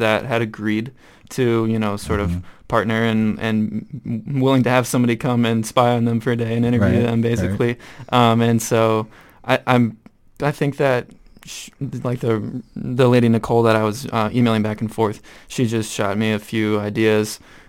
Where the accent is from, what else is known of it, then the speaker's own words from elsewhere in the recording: Rochester, United States; I'm from Rochester.